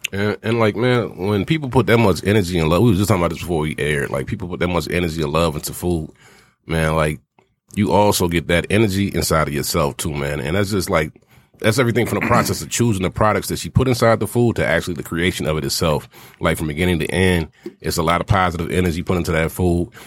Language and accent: English; the South, United States; me being born and raised in the South